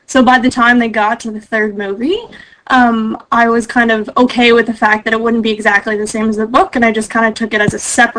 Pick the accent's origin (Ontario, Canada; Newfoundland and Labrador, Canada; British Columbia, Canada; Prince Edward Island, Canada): Prince Edward Island, Canada; I'm from Eastern Canada, the smallest province.